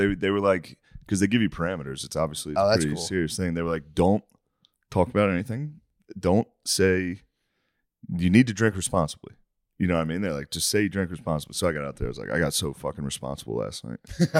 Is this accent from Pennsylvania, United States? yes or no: yes; Harrisburg, Pennsylvania, United States; I grew up in like Harrisburg